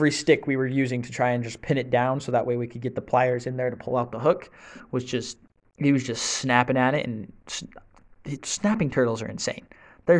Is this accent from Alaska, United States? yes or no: no; Utah, United States; moved away as an adult; now in Fort Worth, United States; I'm from Utah